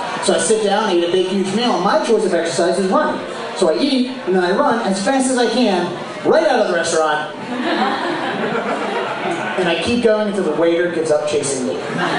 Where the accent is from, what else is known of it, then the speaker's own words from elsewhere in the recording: Boston, Massachusetts, United States; I am from Boston